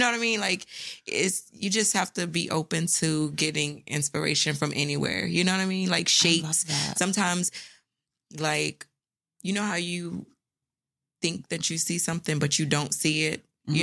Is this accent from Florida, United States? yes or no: yes; St. Petersburg, Florida, United States; I'm from Florida, St. Petersburg, Florida